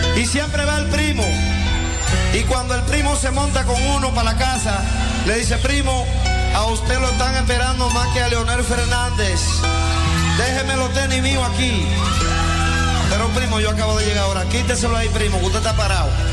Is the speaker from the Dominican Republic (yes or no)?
yes; Dominican Republic; moved away; en mi país nadie es extranjero